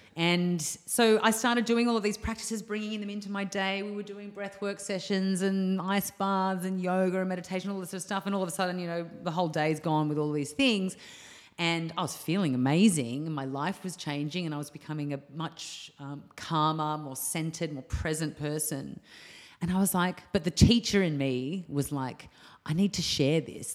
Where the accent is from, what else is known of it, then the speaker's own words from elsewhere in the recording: Australia; moved away as an adult; also born or lived in Bali; my hometown.